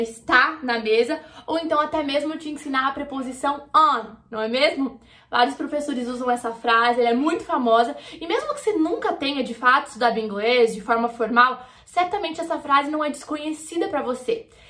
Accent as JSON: {"language": "Portuguese", "country": "Brazil", "said": "como brasileiro"}